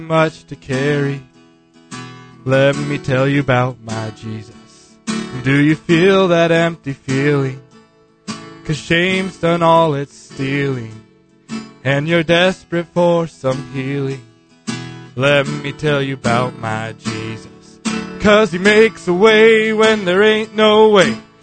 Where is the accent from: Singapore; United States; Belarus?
United States; Beulah, North Dakota; I came to visit Grandpa. I'm from Beulah, North Dakota